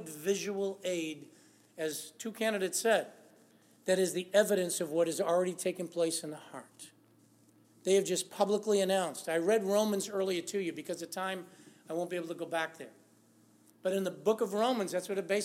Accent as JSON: {"language": "English", "town": "Lawrence", "region": "Massachusetts", "country": "United States", "tie": "born or raised there", "said": "I grew up in Lawrence, Massachusetts"}